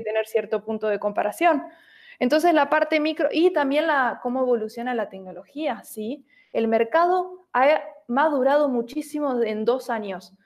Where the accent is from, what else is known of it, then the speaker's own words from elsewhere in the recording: Buenos Aires, Argentina; soy de Buenos Aires, Argentina.